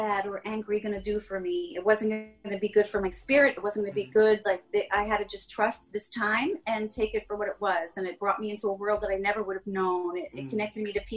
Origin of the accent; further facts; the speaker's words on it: Long Island, New York, United States; I'm a chick from Long Island